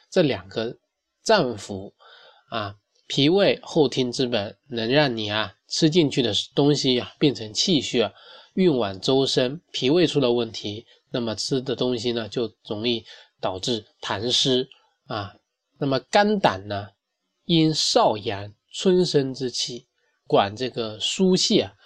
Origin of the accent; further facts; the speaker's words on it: China; 我们中国人一半以上的很多成年人啊，都存在头皮健康的问题